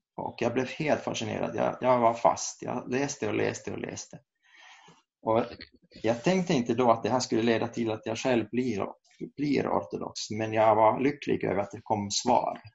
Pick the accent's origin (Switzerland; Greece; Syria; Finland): Finland; Kokkola, Central Ostrobothnia; moved away as an adult; also born or lived in Saint Petersburg, Russia; now in Uppsala, Sweden; jag kommer från Karleby i Österbotten